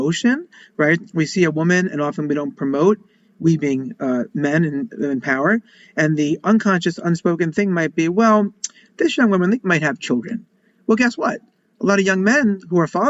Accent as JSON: {"language": "English", "area": "Long Island", "region": "New York", "country": "United States", "tie": "born or raised there", "said": "I grew up in Long Island, Jewish family from the suburbs"}